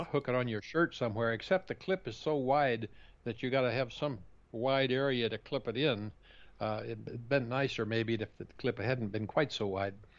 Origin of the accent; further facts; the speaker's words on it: Kansas, United States; also born or lived in Southeast United States; now in Southeast, United States; growing up in Kansas far, farm country